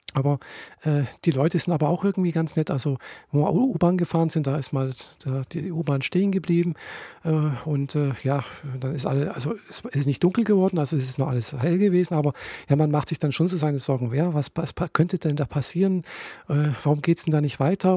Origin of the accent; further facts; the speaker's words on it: Friedrichshafen, Baden-Württemberg, Germany; bei uns in Friedrichshafen